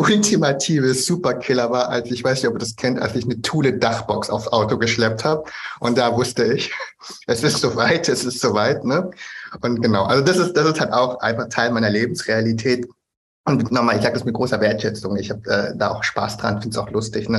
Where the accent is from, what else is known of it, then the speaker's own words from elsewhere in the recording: Germany; bin ich einfach auch in Deutschland geboren und aufgewachsen